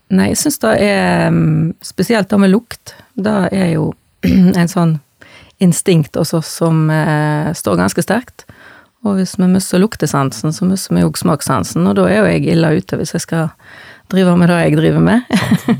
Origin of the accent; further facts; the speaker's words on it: Bømlo, Vestland, Norway; Jeg er født og oppvoksen på Goddo på Bømlo.